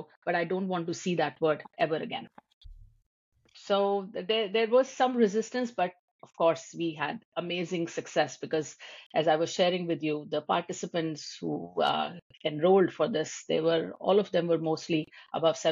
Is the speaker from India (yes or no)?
yes; India; moved away as an adult; now in United States; I'm an Indian